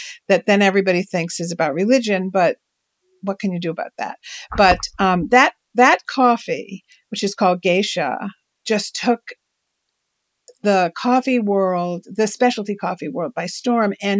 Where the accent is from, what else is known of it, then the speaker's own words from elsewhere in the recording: New York, United States; As a New Yorker girl who knew nothing about, you know, whose parents grew tomatoes in the suburbs